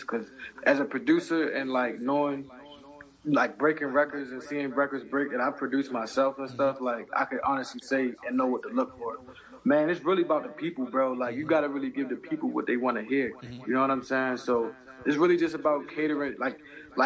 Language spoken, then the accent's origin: English; Baltimore, Maryland, United States; being in Baltimore, Maryland too